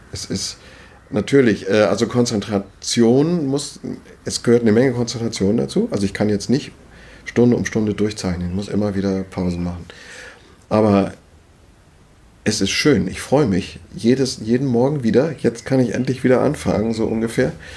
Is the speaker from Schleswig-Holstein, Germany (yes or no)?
yes; Schleswig-Holstein, Germany; moved away as an adult; also born or lived in Wendland; now in Hitzacker, Germany; als Schleswig-Holsteiner